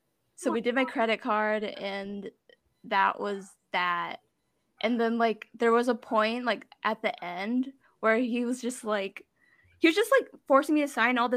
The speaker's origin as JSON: {"language": "English", "town": "Torrance", "region": "California", "country": "United States", "said": "we're from Torrance"}